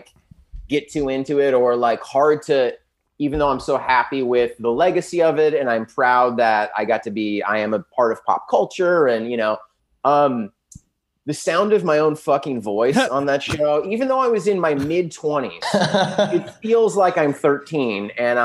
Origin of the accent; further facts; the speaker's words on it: San Diego, California, United States; also born or lived in Los Angeles; I'm from San Diego